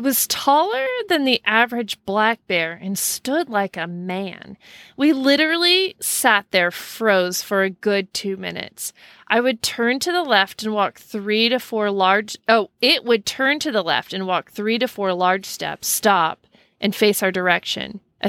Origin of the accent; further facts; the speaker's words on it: Snoqualmie, Washington, United States; I grew up in the Snoqualmie North Bend area and spent many summer nights a day at the lake in the woods.